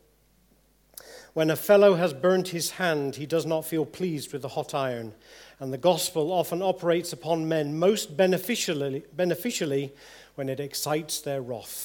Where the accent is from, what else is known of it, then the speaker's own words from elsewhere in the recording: England, United Kingdom; If we're English people